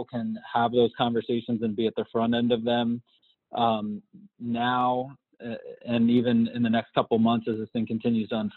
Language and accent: English; East Coast, United States; moved away as an adult; now in Southern California, United States; I grew up on the East Coast